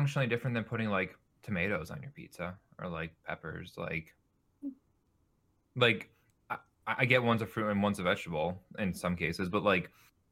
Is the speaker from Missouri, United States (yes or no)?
no; upstate New York, United States; whenever I tell somebody I'm from New York and they're like, oh, like, New York City, I'm like, no